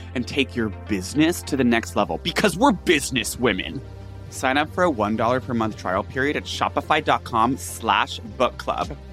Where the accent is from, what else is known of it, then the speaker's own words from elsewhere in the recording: England, United Kingdom; I'm from England